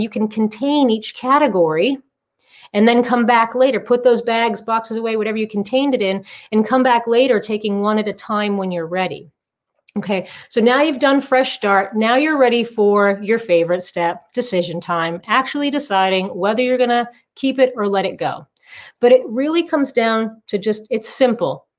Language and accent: English; Massachusetts, United States; moved away as an adult; also born or lived in Southern California; now in Palm Desert, United States; I'm originally from Massachusetts. I transplanted to Southern California in 2002.